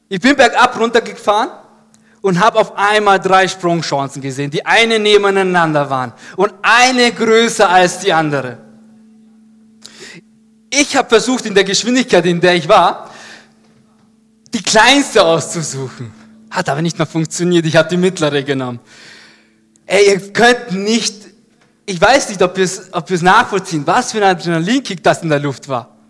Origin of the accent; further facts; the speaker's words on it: Ebelsberg, Upper Austria, Austria; mit Freunden auf so einer Halfpipe in Ebelsberg, da wo ich groß geworden bin.